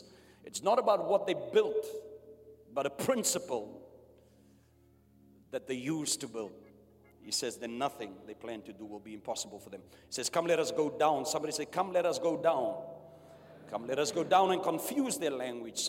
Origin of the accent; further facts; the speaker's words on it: South Africa; I was born under apartheid in South Africa.